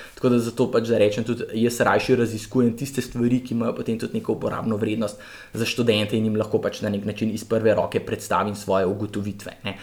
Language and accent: Slovenian; Ljubljana, Slovenia; jaz sem kar iz Ljubljana, iz centra